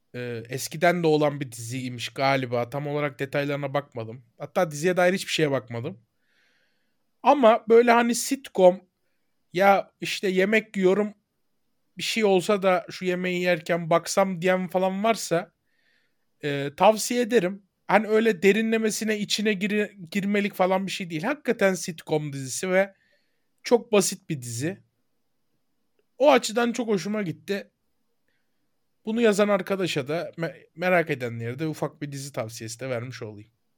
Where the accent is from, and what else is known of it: Turkey